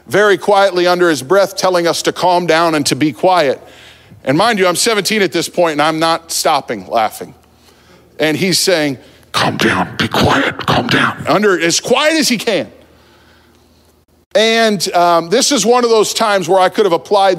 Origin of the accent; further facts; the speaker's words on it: New Jersey, United States; I grew up in New Jersey